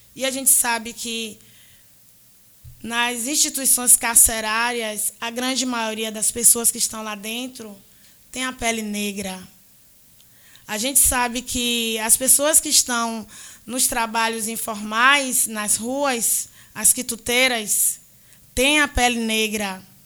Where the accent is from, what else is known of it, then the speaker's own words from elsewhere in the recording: Salvador, Bahia, Brazil; fui criada na Fazenda Grande do Retiro